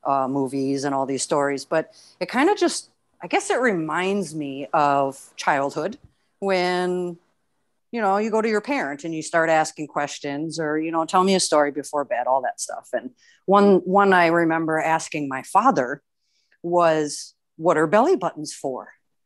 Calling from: Houston, Texas, United States; Just in the Houston area of Texas.

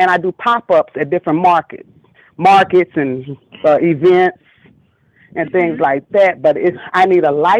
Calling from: North Little Rock, Arkansas, United States; I'm calling from North Little Rock, Arkansas

